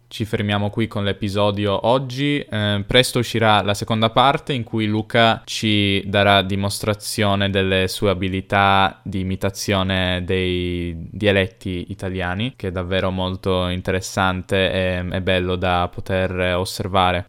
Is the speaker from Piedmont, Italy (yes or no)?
yes; Piedmont, Italy